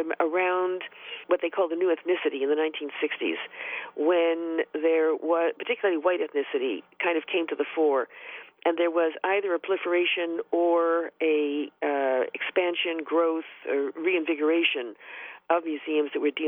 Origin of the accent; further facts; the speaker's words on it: Toronto, Ontario, Canada; Well, my parents are born and raised in Poland, and I grew up in a Jewish immigrant neighborhood in downtown Toronto during the 1940s and the early 1950s.